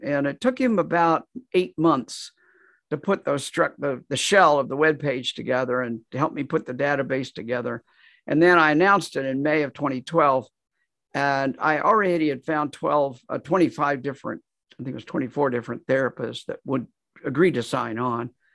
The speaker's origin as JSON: {"language": "English", "region": "Kansas", "country": "United States", "tie": "born or raised there", "also_born_or_lived": "Nashville, Tennessee", "moved": "as an adult", "said": "moved back to, to my home state of Kansas, and I've been there here ever since"}